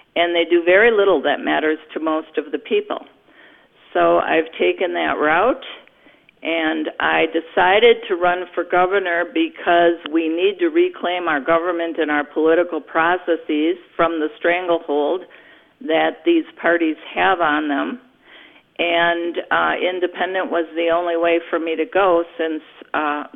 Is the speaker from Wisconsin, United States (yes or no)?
yes; New Berlin, Wisconsin, United States; I have lived in Wisconsin all my life. I grew up in New Berlin in Waukesha County